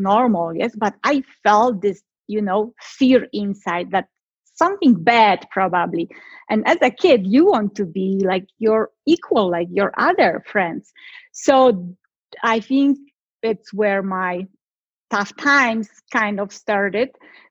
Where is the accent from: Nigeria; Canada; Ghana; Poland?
Poland; I'm from Poland. So my childhood was totally different like everyone else. I was born in a time behind the Iron Curtain, communism.